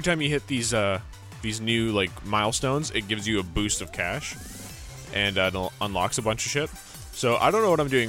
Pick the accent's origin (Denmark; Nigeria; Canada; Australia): Canada; Vancouver, British Columbia; I'm from Vancouver.